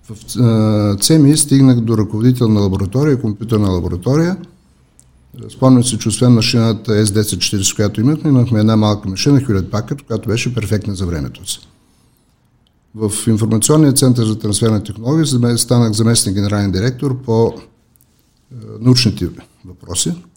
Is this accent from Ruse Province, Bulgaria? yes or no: no; Elhovo, Yambol Province, Bulgaria; moved away as an adult; also born or lived in Sofia; Нека да започна с моят роден град. Аз съм роден в Елхово.